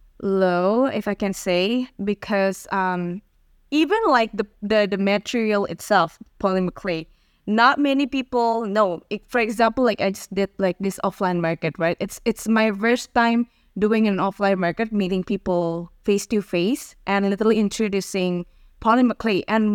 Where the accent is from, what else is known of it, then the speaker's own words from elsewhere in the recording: Jakarta, Indonesia; I was born in Jakarta, Indonesia.